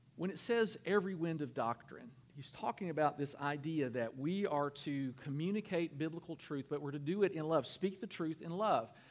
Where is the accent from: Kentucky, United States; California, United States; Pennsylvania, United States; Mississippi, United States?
Kentucky, United States; I'm from Kentucky.